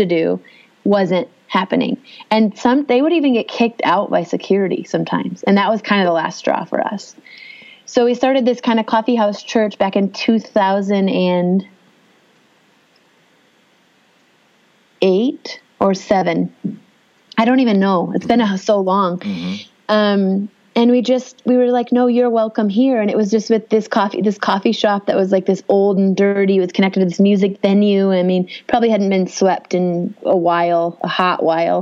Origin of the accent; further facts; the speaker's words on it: Upper Peninsula of Michigan, United States; moved away as an adult; also born or lived in Los Angeles / Las Vegas; I was raised in Upper Michigan